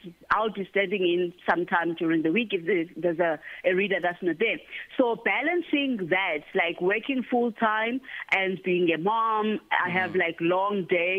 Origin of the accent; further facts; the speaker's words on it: Mount Frere, Eastern Cape, South Africa; moved away; also born or lived in Ekabega; I was raised in Mount Frere in the Eastern Cape. So I grew up in Mount Frere and Ekabega, so between the two.